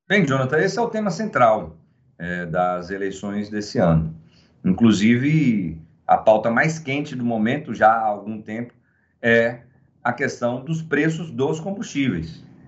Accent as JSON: {"language": "Portuguese", "country": "Brazil", "said": "nós, brasileiros e brasileiras, trabalhadores e trabalhadoras"}